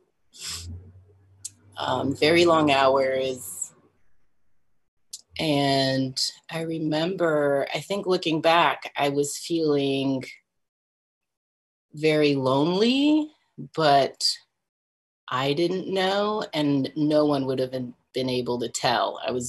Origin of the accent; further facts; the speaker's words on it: France; moved away; also born or lived in Texas; I grew up in different places. I grew up in France, in two different parts of France. And then with my family, we moved to Texas. So I lived there for a really long time.